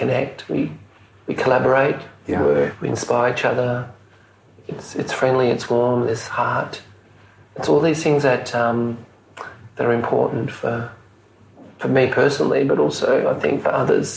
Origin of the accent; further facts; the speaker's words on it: Mauritius; now in Melbourne, Australia; where I was born in Mauritius